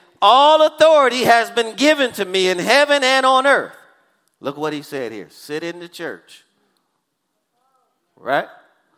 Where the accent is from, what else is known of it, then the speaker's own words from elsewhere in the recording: Missouri, United States; What is Missouri? I'm from Missouri. It's called the Show Me State.